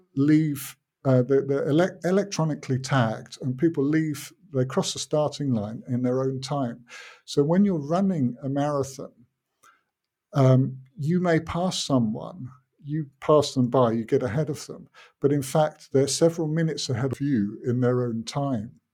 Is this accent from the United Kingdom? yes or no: yes; United Kingdom; now in Finland; I grew up in Britain, but my father wasn't British.